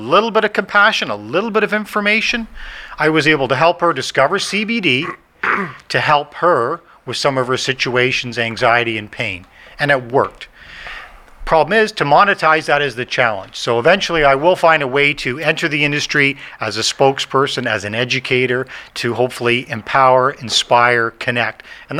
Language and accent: English; Ireland; I said, no, I have ADHD. I'm Irish. I'm hyper. I'm a go. I'm a doer.